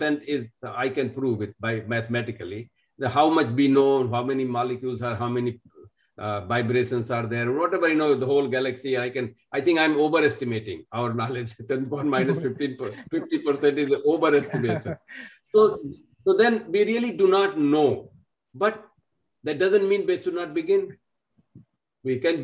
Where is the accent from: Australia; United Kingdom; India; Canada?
India; moved away; I'm from India. I've lived outside and lived many, many places